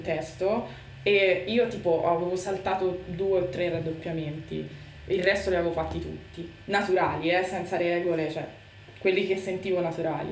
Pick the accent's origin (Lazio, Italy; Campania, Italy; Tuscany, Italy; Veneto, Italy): Tuscany, Italy; accent: Tuscan; tutti capiscono che sono toscana per queste caratteristiche, per la che e la je